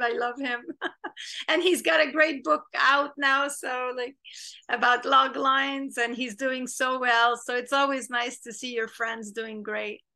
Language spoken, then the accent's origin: English; Montreal, Quebec, Canada; English is a second language; moved away as an adult; also born or lived in New York; now in Los Angeles, United States; We're both from Montreal